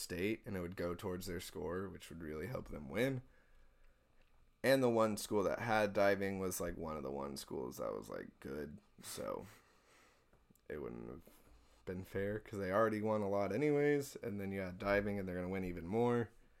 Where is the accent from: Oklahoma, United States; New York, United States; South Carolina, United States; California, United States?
Oklahoma, United States; So, like I said, Oklahoma did not have diving. I am from Oklahoma.